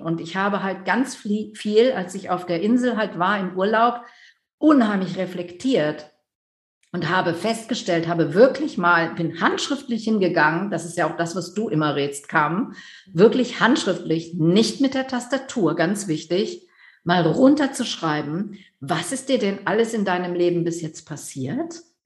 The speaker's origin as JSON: {"language": "German", "area": "near Düsseldorf", "region": "North Rhine-Westphalia", "country": "Germany", "also_born_or_lived": "Netherlands (Dutch heritage/nationality)", "said": "ich komme aus der Nähe von Düsseldorf, Großstadt"}